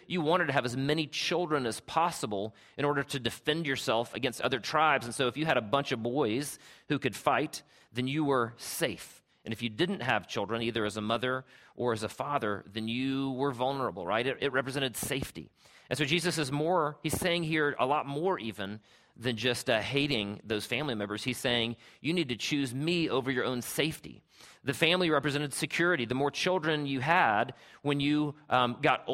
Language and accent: English; Travelers Rest, South Carolina, United States; growing up in Travelers Rest, South Carolina, where I'm from.